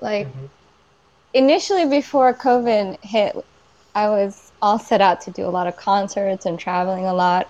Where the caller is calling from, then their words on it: Silver Spring, Maryland, United States; I am calling from, I technically live in Silver Spring, Maryland, but I live in, like, I always say the D.C. area because people know where that is.